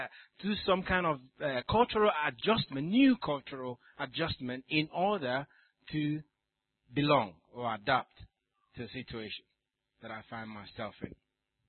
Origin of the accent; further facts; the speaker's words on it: Nigeria; moved away; also born or lived in South Africa; Nigeria, where I come from